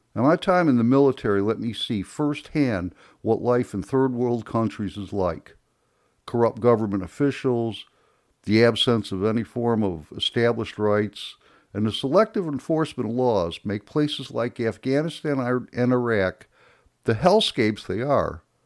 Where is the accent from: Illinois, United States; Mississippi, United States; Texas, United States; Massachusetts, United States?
Illinois, United States; Chicago; moved away; I was born and raised in Chicago